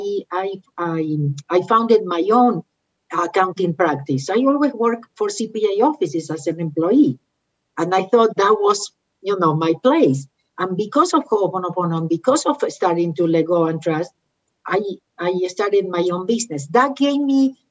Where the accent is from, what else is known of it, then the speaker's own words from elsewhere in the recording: Argentina; moved away; I am from Argentina